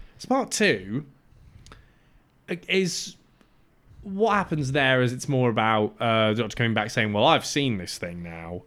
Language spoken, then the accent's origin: English; Cyprus; moved away; where I grew up in Cyprus